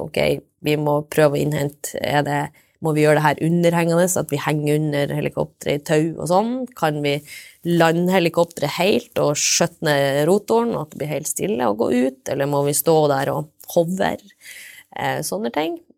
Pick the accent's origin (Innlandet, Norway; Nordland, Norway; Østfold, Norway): Nordland, Norway; Steigen; also born or lived in Trondheim / Bodø / Cambodia; Jeg kommer fra Steigen, Engeløya i Nordland